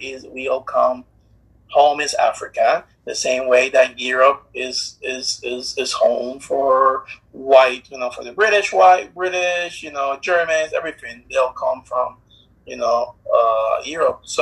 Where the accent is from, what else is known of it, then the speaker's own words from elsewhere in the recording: Puerto Rico; first language Spanish; English is a second language; moved away; I'm from Puerto Rico